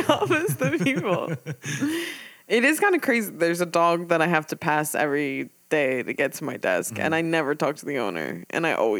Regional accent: Ocean City, United States; I grew up in Ocean City. There was like no one there.

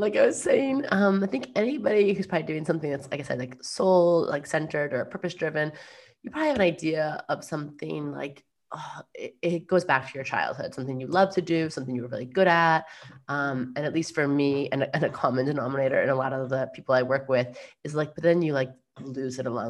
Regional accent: New York, United States; I'm a New Yorker through and through.

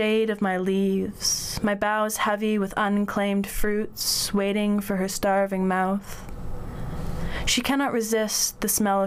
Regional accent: Northern Ontario, Canada; also born or lived in Waterloo, Ontario; I grew up in Northern Ontario, in Canada

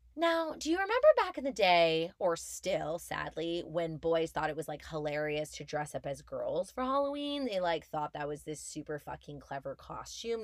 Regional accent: Montreal, Quebec, Canada; moved away as an adult; now in Toronto, Canada; I'm born and raised in Montreal

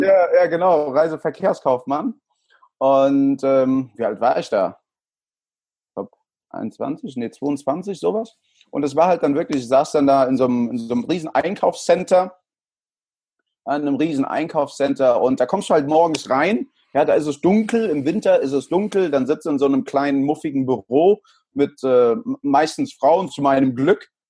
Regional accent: Frankfurt, Hesse, Germany; born or raised there; also born or lived in El Salvador / Stockholm

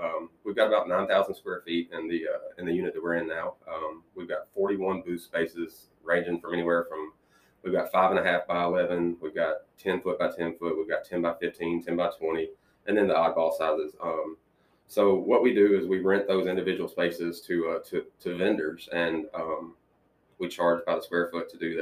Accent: Brighton, Tennessee, United States; I was raised in Brighton. I'm a Brighton High School graduate

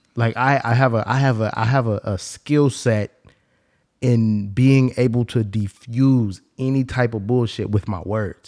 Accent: Bay Area, California, United States; I'm from the Bay Area

